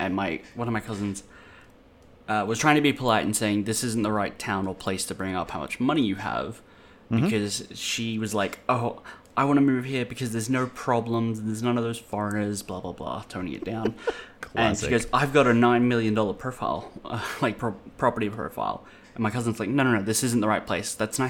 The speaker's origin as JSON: {"language": "English", "town": "Blacktown", "region": "New South Wales", "country": "Australia", "said": "I'm from Blacktown as well."}